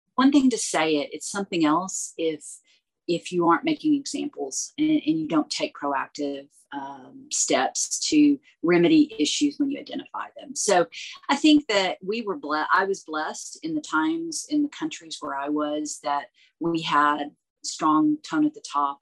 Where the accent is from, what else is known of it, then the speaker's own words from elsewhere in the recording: United States; as an American speaking rapid fire English